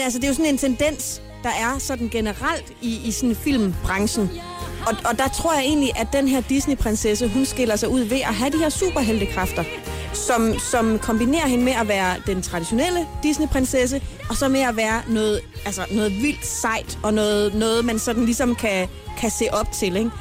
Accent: Horsens, Central Denmark Region, Denmark; moved away as an adult; now in Copenhagen, Denmark; min fødeby Horsens

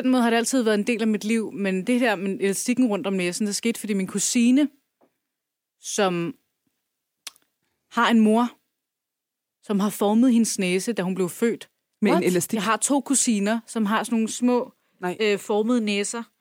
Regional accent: Turkey; now in Denmark; så er jeg kurder, kurder fra Tyrkiet.

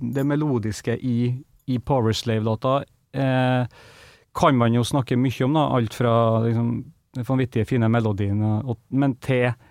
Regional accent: Kristiansund, Møre og Romsdal, Norway; hjemme i Kristiansund

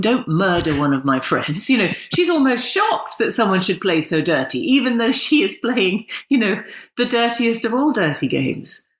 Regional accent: England, United Kingdom; accent: full English accent; I'm very English

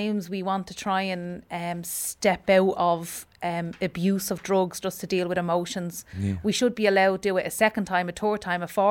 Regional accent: Dublin, Leinster, Ireland; I'm from Talla

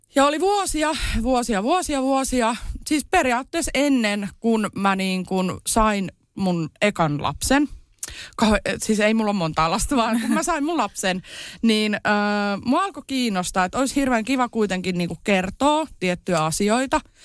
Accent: Kerava, Uusimaa, Finland; born or raised there; also born or lived in Iisalmi

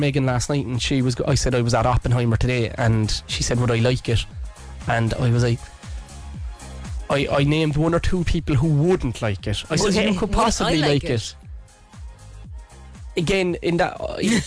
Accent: Cork, Munster, Ireland; as an Irish person, a Cork person

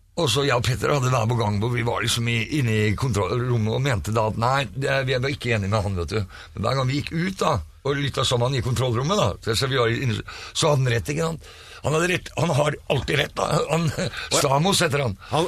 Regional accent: Fredrikstad, Østfold, Norway; moved away as an adult; now in Oslo, Norway; Jeg er fra Fredrikstad, bodde der i 20 år før jeg flytta

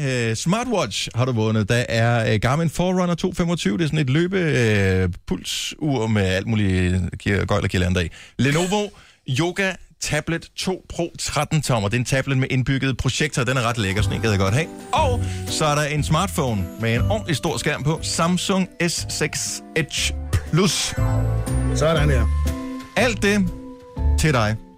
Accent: Bramming, Southern Denmark, Denmark; moved away; jeg er selv, øh, blandt andet opvokset i Bramming

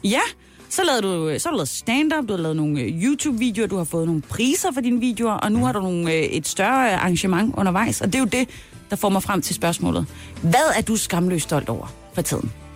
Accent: Southern Jutland, Southern Denmark, Denmark; hvor jeg er fra Sønderjylland

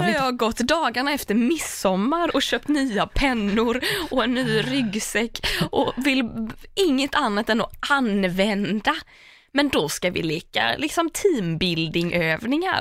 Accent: Tahult, Västra Götaland, Sweden; now in Stockholm, Sweden; Tahult, för att det finns ingen där där jag är uppvuxen.

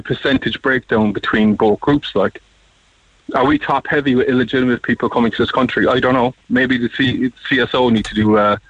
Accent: Ireland; I'm an Irish citizen, a generational taxpayer into this country, okay? Generations of us have been here.

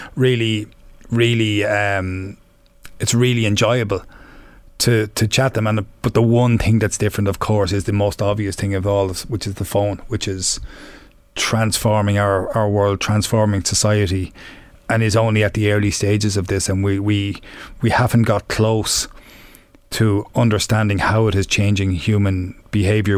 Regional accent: Offaly, Leinster, Ireland; young and growing up in Offaly

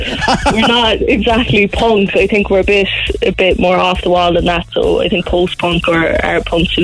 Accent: Cork, Munster, Ireland; accent: Cork; it's definitely my ode to Cork. You know, it was my first time actually using my accent in a song

